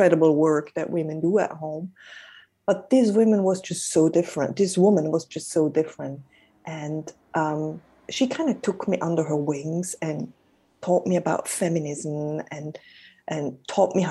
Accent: Switzerland; I'm Swiss. I'm in Switzerland, and I'm currently based in Zurich.

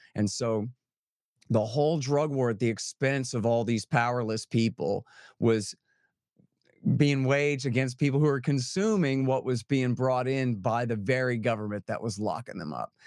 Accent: Austin, Texas, United States; I'm from Austin, where people are mostly Democrats

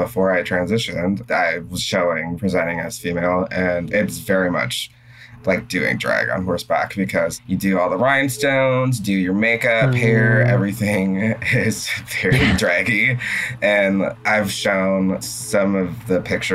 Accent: a farm town near Seattle, Washington, United States; now in Seattle, United States; I am from Seattle, not from the city itself, but from a little farm town known for soccer

